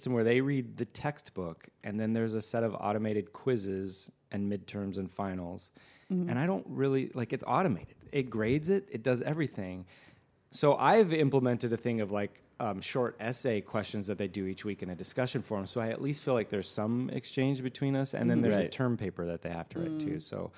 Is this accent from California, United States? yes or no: yes; Los Angeles, California, United States; having been born and raised here